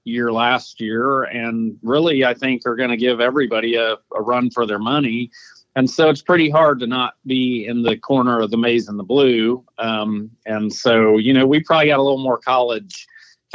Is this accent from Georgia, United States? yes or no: yes; Atlanta, Georgia, United States; my hometown, Atlanta.